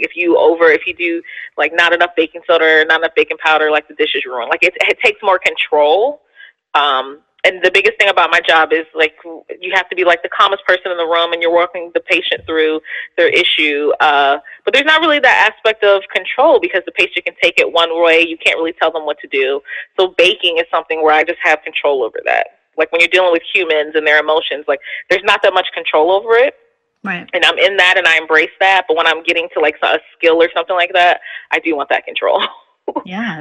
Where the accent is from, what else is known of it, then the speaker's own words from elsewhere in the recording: Philadelphia, Pennsylvania, United States; I'm a city girl, so like, because I'm from Philly